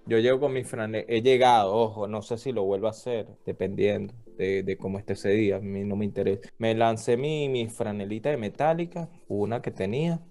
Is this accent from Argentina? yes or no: no; Venezuela; Yo considero que yo no soy un venezolano común, para nada